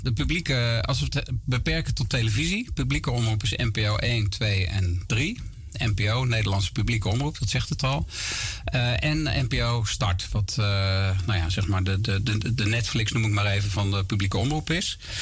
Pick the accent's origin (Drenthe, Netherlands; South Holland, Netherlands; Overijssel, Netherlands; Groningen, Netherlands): South Holland, Netherlands; Gorinchem; now in near Amersfoort, Netherlands; Ik ben opgegroeid en geboren in Gorkum plaatsje aan de rivier de Merwede